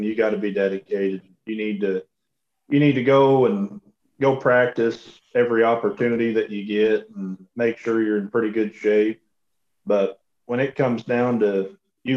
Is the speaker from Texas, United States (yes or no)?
no; Iowa, United States; moved away as an adult; also born or lived in Alva, Oklahoma; now in Oklahoma, United States; growing up in Iowa